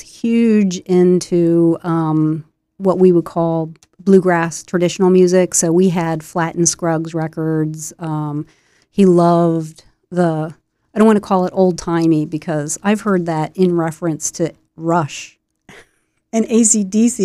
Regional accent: Wilmington, Delaware, United States; I was born in Wilmington, Delaware, off of Crook Row Highway, so kinda halfway between Wilmington and Newark, and, uh, grew up in the suburbs, the suburbs of Wilmington

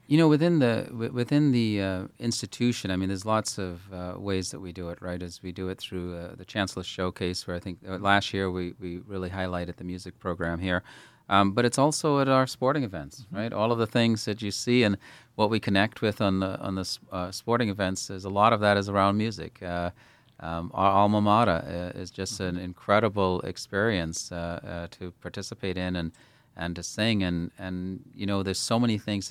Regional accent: Bahamas; moved away; growing up in the Bahamas.

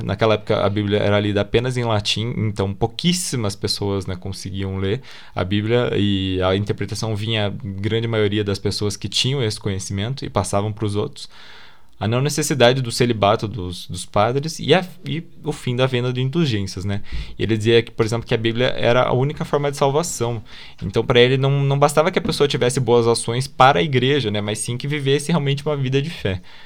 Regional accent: Brazil; a gente é brasileiro

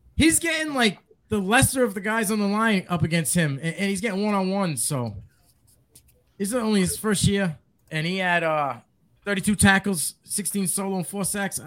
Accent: New England, United States; I'm from New England.

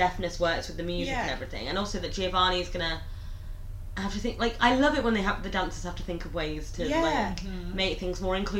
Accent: Lincolnshire, East Midlands, United Kingdom; We're both from Lincolnshire.

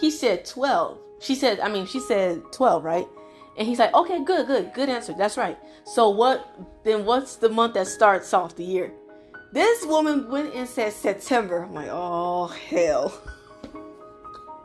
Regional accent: United States; also born or lived in Florida, United States; now in Texas, United States; I was raised in Florida in Texas, and I live in Texas now

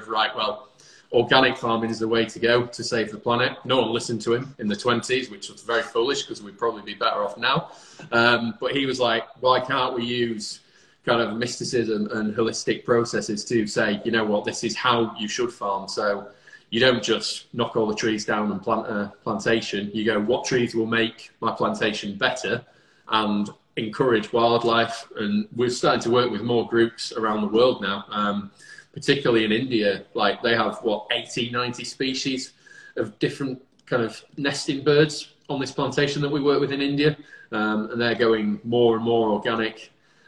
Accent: Lincolnshire, East Midlands, United Kingdom; now in Manchester, United Kingdom; I'm from Lincolnshire, so it's lots of green space.

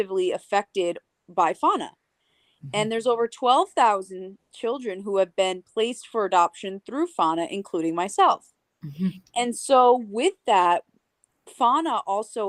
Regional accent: Connecticut, United States; first language English; also born or lived in Bogota, Colombia / Long Island, New York; I moved and grew up in Connecticut

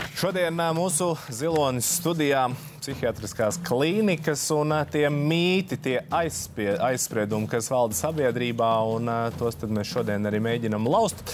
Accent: Talsi, Kurzeme, Latvia; Es esmu uzaugusi Talsos

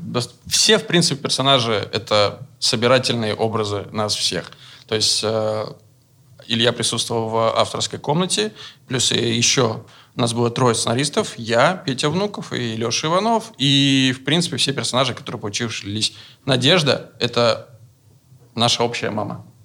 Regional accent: Veliky Novgorod, Novgorod Oblast, Russia; он тоже, как и я, из Великого Новгорода. И мы писали изначально про свое детство, про Новгород

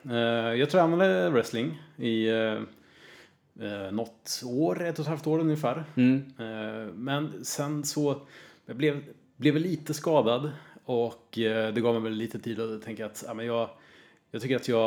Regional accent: Örebro, Örebro County, Sweden; Ja, precis. Från början.

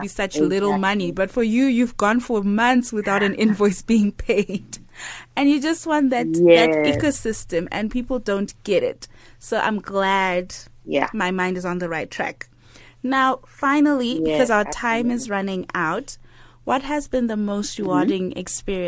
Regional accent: Zimbabwe; moved away; my home country, Zimbabwe

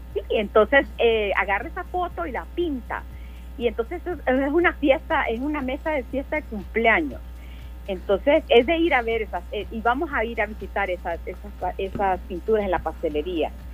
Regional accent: El Salvador; lo que valemos como salvadoreños

